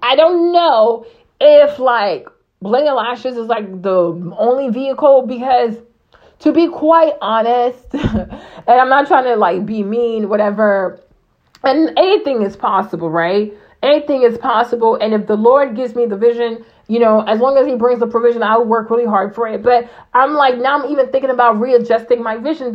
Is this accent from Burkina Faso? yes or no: yes; Burkina Faso; moved away; I grew up in Burkina Faso